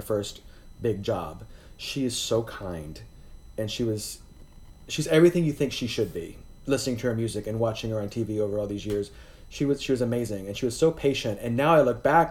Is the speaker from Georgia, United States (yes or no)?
no; Indianapolis, Indiana, United States; moved away; I'm originally from Indianapolis, Indiana